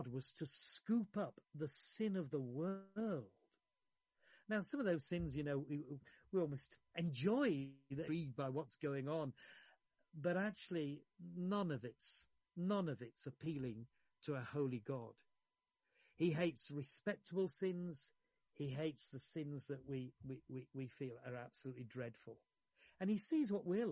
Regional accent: Yorkshire and the Humber, United Kingdom; I grew up in Yorkshire

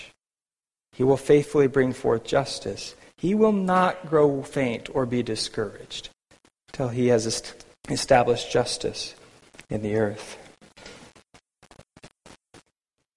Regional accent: United States; now in Vancouver, Canada; as an American myself.

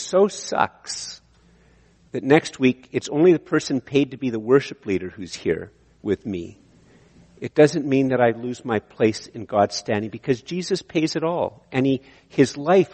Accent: Canada; I'm a Canadian

